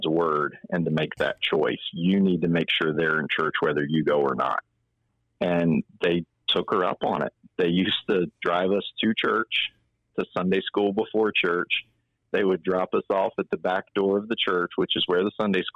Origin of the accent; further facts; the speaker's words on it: Salem, Virginia, United States; now in Chesterfield County, United States; I'm originally from Salem, Virginia, so southwest Virginia outside of Roanoke